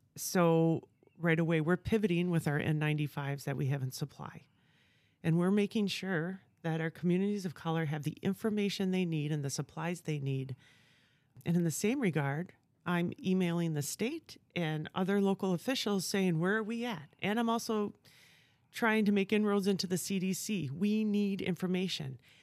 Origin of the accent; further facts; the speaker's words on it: Stevens Point, Wisconsin, United States; also born or lived in Southern California; now in Appleton, United States; I'm originally from Stevens Point, so grew up in Wisconsin my whole life